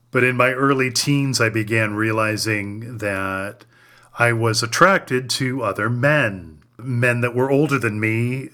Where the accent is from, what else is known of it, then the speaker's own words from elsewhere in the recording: Cleveland, Ohio, United States; Cleveland, Ohio, which is my hometown